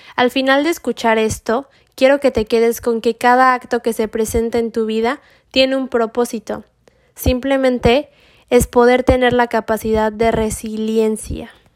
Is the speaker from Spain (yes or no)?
no; Mexico; Soy mexicana